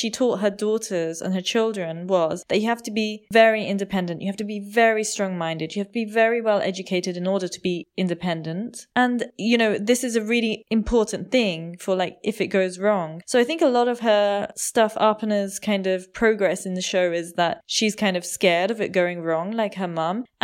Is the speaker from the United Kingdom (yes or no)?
no; India; just because I'm Indian and I know these things